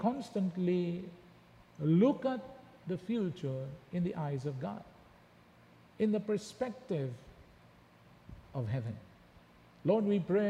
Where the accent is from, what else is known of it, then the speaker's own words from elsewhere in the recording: Philippines; our origin is in the Philippines